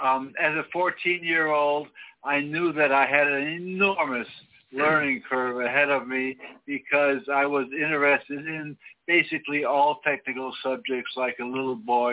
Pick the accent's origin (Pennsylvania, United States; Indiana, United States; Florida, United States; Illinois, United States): Illinois, United States; Chicago; as a youngster growing up in Chicago.